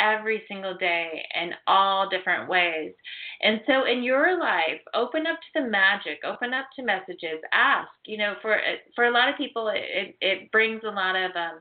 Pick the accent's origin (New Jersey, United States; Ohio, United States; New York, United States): Ohio, United States; moved away; I was actually born and raised in Ohio on acreage